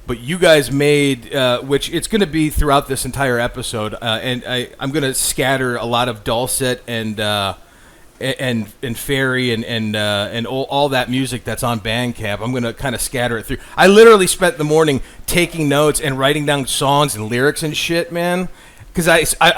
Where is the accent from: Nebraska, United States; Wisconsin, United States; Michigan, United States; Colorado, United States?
Michigan, United States; Kingsford; also born or lived in Crystal Falls, Michigan; I moved from Crystal Falls to Kingsford, Michigan